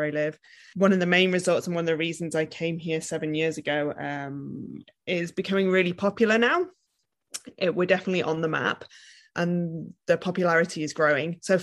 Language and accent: English; Wales, United Kingdom; moved away as an adult; now in Niseko, Japan; I'm originally from Wales in the UK. That's where my name comes from